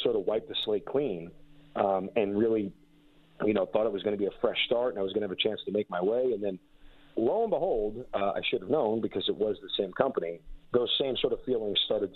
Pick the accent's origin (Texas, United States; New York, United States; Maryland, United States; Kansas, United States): New York, United States; also born or lived in Baltimore; now in Atlanta, United States; growing up in New York as a Yankee fan.